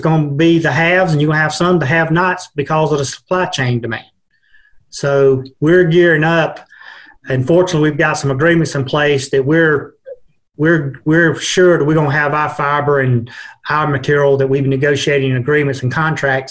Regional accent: Georgia, United States; moved away as an adult; now in Virginia, United States; I'm from Georgia, uh, moved up here a little over a year

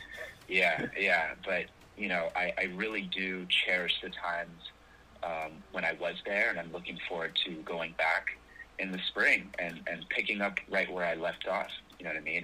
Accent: Los Angeles, California, United States; also born or lived in New York; my hometown is Los Angeles, California, where I'm calling from right now

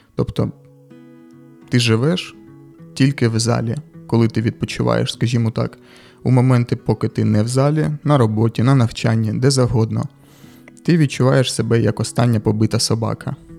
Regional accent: Kharkiv, Kharkiv Oblast, Ukraine; accent: surzhyk; я харків'янин, і можливо, десь ви будете чути якісь суржики

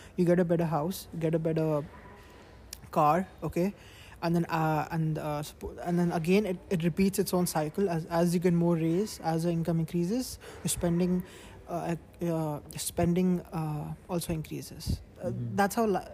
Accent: India; now in United Arab Emirates; I'm from India

